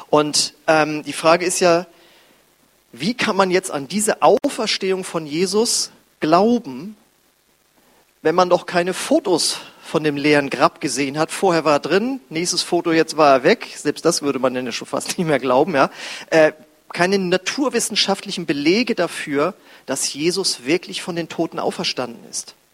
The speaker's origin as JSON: {"language": "German", "town": "Husum", "region": "Schleswig-Holstein", "country": "Germany", "said": "ich weiß noch, wie ich als Jugendlicher, ich komme aus Husum an der Nordsee, die graue Stadt am Meer, und da ist der Himmel auch gefühlt immer grau."}